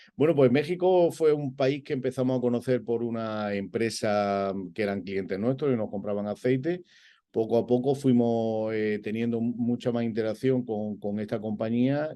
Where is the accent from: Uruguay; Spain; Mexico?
Spain; Granada, Andalusia; also born or lived in Madrid; yo me considero granadino a todos los efectos porque me he desarrollado allí tanto, tanto personal como profesionalmente.